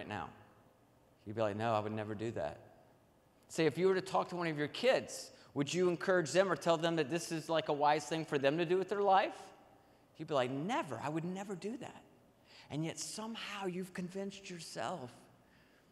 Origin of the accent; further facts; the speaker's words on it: Nashville, Tennessee, United States; I grew up in Nashville, Tennessee